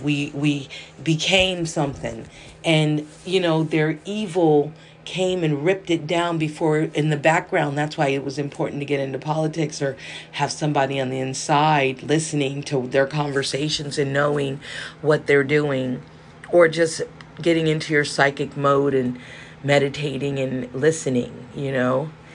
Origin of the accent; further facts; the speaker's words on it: Los Angeles, California, United States; I'm from South Central